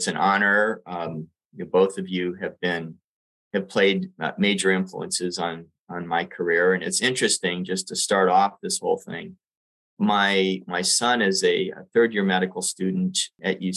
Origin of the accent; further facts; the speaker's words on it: Puerto Rico; now in San Francisco, United States; I grew up in Puerto Rico